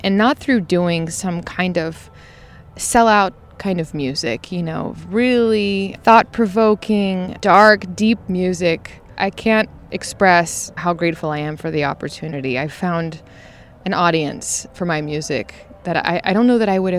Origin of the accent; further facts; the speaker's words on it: Georgia, United States; moved away as an adult; also born or lived in Houston, Texas / Louisiana / Athens, Georgia; now in Nashville, United States; Grew up in Georgia